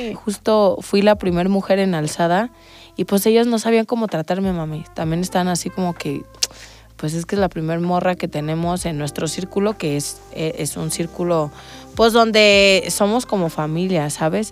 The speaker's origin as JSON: {"language": "Spanish", "town": "Salamanca", "region": "Guanajuato", "country": "Mexico", "said": "venimos del mismo lugar, somos de Salamanca"}